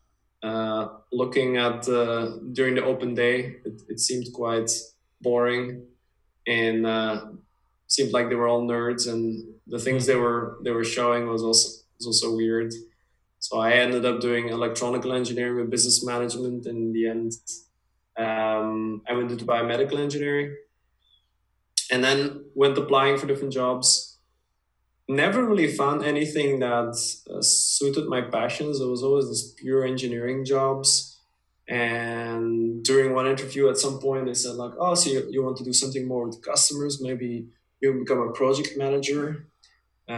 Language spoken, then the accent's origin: English; Dutch-speaking part of Belgium, Flanders, Belgium; also born or lived in United States; My parents are originally from the Dutch speaking part, so that's where we lived most of our life